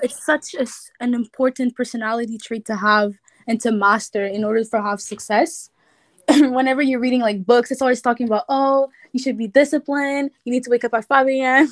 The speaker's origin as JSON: {"language": "English", "town": "Montreal", "region": "Quebec", "country": "Canada", "said": "I'm from Montreal, Canada"}